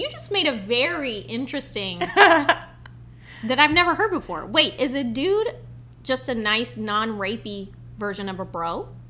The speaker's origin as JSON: {"language": "English", "area": "20 miles east of the Tennessee line", "region": "North Carolina", "country": "United States", "tie": "born or raised there", "said": "I grew up a Tennessee fan because I lived like 20 miles east of the Tennessee line in North Carolina."}